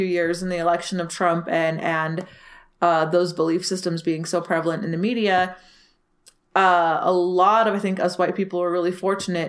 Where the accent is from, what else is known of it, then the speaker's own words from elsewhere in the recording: Salt Lake City, Utah, United States; despite growing up in Utah in a very, like, conservative state, we were in a very liberal bubble, both as far as living in Salt Lake City goes